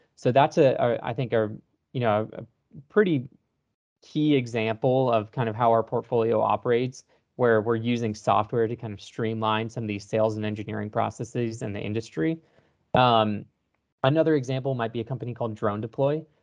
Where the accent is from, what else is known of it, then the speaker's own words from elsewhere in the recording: Texas, United States; born and raised in Texas